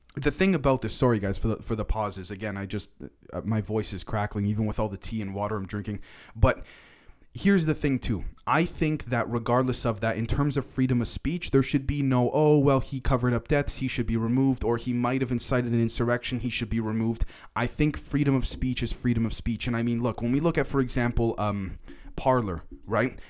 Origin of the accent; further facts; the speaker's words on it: Toronto, Ontario, Canada; I'm from Toronto, Canada